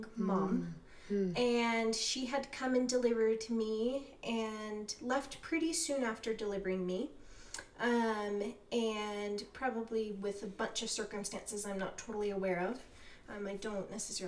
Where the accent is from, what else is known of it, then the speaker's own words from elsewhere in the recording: Harrisburg, Pennsylvania, United States; I was born in Harrisburg, Pennsylvania in November 1997